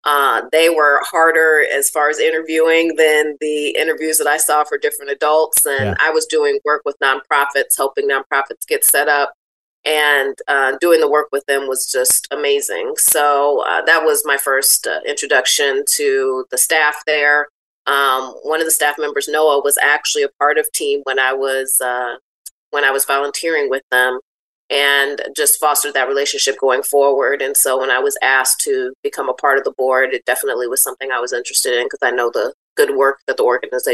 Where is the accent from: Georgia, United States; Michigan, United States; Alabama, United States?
Michigan, United States; Benton Harbor; Well, I'm born and raised in Benton Harbor. I graduated from Lake Michigan Catholic High School back in 2001